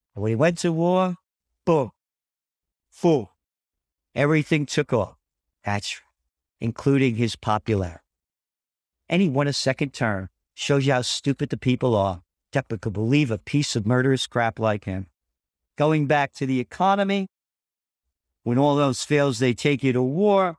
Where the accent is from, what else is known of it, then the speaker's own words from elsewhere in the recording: United States; I'm an American, a true American spirit